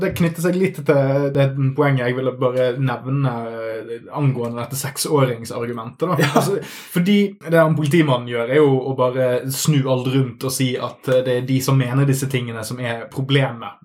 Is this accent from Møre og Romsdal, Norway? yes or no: yes; Smøla, Møre og Romsdal, Norway; hjembygden min, Smøla